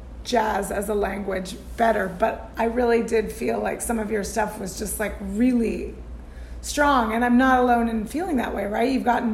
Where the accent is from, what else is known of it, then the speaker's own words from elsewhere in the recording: Tucson, Arizona, United States; From my hometown, Tucson, Arizona.